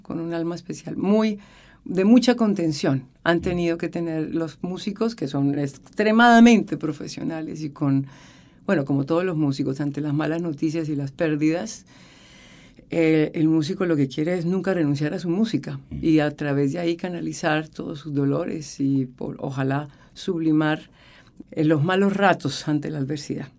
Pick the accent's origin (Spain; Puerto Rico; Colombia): Colombia; moved away as an adult; now in Chile; había vivido en mi país